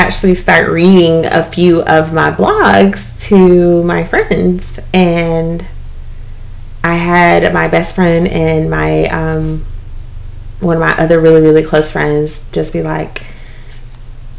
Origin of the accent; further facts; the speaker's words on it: East Dublin, Georgia, United States; moved away as an adult; now in Atlanta, United States; I am originally from South Georgia, East Dublin to be exact